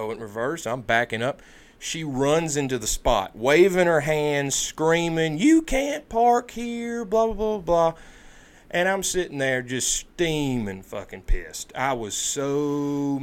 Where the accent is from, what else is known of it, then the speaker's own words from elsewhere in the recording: United States; I'm an American